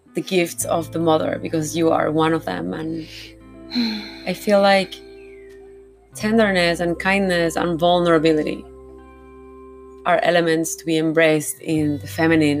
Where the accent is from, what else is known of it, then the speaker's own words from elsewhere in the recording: Panama; I was born in Panama, I was like, oh, why I was born here